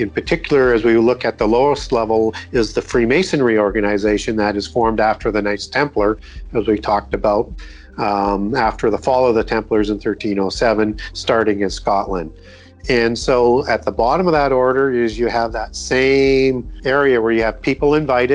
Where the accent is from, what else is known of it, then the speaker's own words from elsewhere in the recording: Canada; When I was growing up in Canada, we used to see on CBC News, which is the national channel, which everybody watched every night.